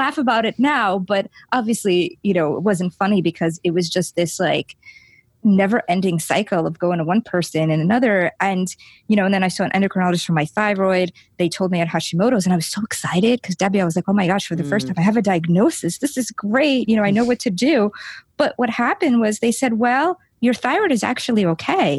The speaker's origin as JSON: {"language": "English", "country": "Lithuania", "tie": "born or raised there", "also_born_or_lived": "New York City", "moved": "yes", "said": "I grew up in Lithuania"}